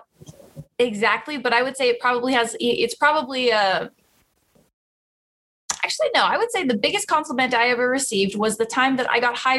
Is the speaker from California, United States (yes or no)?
yes; Roseville, California, United States; I grew up in Roseville, California. That is right above Sacramento, in the heart of the valley